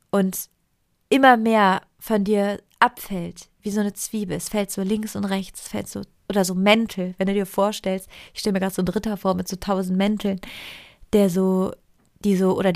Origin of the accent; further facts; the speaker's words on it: Italy; Ich komme aus Italien. Wenn wir nicht essen, reden wir über Essen. Also meine, ich bin so aufgewachsen in meiner Familie.